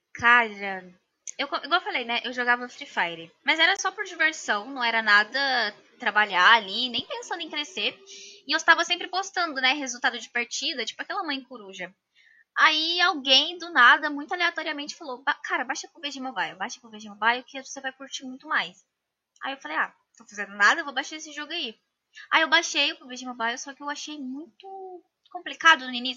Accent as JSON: {"language": "Portuguese", "region": "Minas Gerais", "country": "Brazil", "said": "Sou de Minas Gerais, de Turama, é bem pertinho do Triângulo Mineiro"}